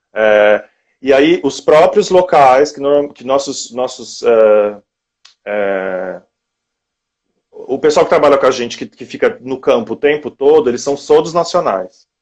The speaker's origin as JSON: {"language": "Portuguese", "country": "Brazil", "moved": "yes", "said": "eu ser latino-americano"}